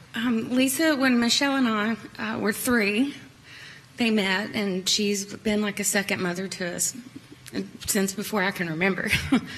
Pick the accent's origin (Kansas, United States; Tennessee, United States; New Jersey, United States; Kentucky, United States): Tennessee, United States; Kingsport; moved away as an adult; also born or lived in upstate New York; now in New York, United States; I'm from Kingsport, Tennessee. Um, born and raised.